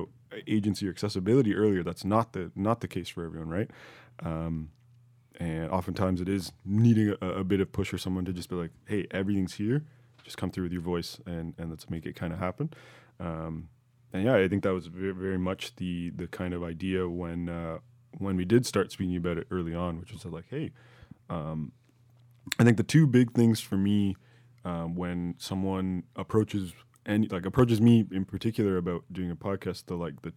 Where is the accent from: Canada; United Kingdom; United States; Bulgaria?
Canada; our parents had come here. We were all born here, Canadian citizens